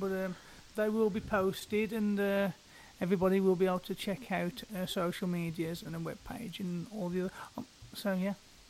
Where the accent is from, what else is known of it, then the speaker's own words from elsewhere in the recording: United Kingdom; I am typically British